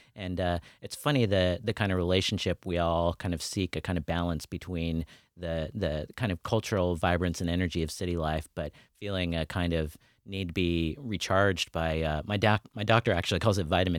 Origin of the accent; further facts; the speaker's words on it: Oregon, United States; also born or lived in New York City; I grew up in Oregon and at age 18 enrolled sight unseen at New York University and moved to New York City from my small farm town.